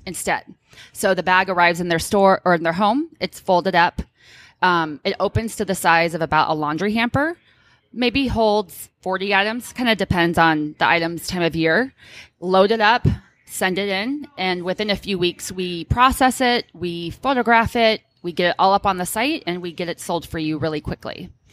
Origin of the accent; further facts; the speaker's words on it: Orange County, California, United States; now in Bay Area, United States; I'm born and raised in Orange County originally